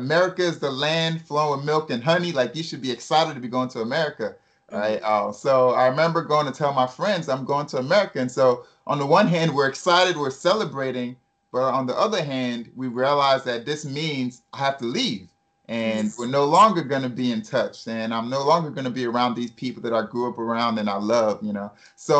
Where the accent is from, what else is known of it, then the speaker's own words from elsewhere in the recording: United States; born there; And then in 1986, I was born, and I was born here in the States.